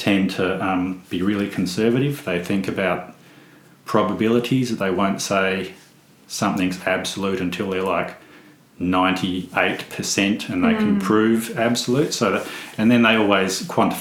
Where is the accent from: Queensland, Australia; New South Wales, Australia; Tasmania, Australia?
Tasmania, Australia; Western Tiers, Northern; I grew up in the Western Tiers.